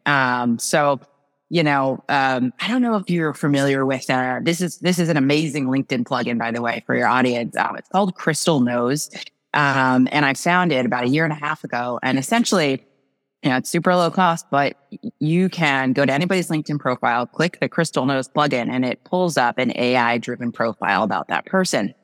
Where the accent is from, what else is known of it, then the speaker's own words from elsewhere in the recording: New Jersey, United States; moved away as an adult; now in Massachusetts, United States; I grew up in New Jersey, actually, the farmlands of New Jersey